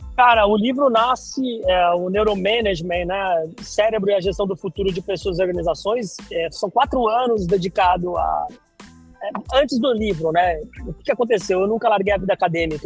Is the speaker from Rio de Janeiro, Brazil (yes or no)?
no; Santos, São Paulo, Brazil; moved away as an adult; Eu sou de Santos, originário de Santos, eu nasci em Santos. Fiquei lá até 2004